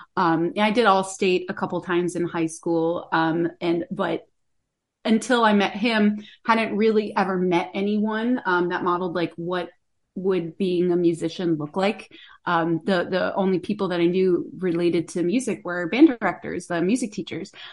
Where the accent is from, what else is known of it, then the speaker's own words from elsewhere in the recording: about an hour north of Tampa, Florida, United States; moved away; where I grew up, I'm, I'm from Florida originally, uh, north, about an hour north of the Tampa area.